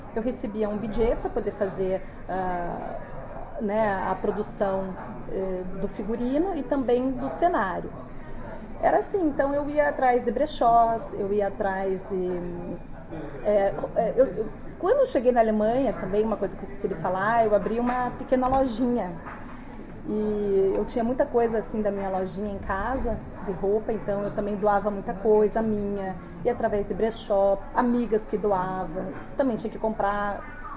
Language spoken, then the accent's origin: Portuguese; Brazil; moved away as an adult; also born or lived in Stuttgart, Germany; nós, quando saímos do Brasil e vamos morar num país que não tem a língua inglesa